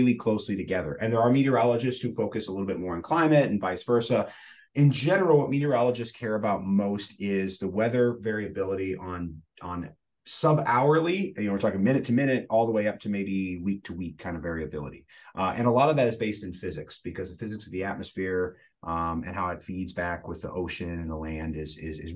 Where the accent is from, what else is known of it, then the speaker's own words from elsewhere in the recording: Central Illinois, United States; I'm from Illinois originally, from Central Illinois